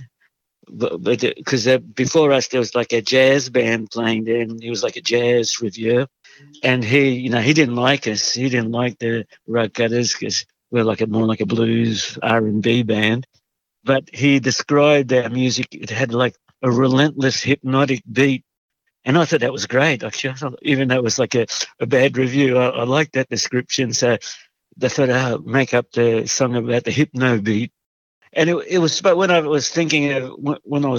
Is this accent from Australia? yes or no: yes; Sydney, New South Wales, Australia; born or raised there; also born or lived in Hungary